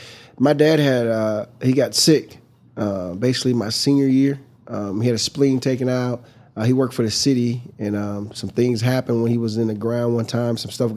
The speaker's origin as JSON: {"language": "English", "town": "Fort Wayne", "region": "Indiana", "country": "United States", "tie": "born or raised there", "said": "I'm from Fort Wayne, Indiana. I'm one of 13 children."}